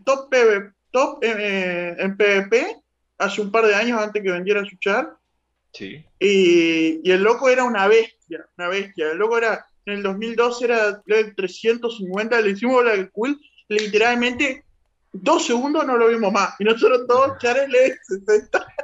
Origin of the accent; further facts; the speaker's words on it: Uruguay; yo soy uruguayo